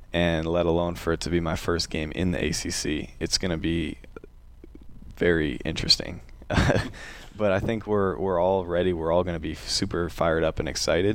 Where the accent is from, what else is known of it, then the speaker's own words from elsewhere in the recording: Glen Ellyn, Illinois, United States; moved away; I'm from a suburb of Chicago about 30 minutes west called Glen Ellen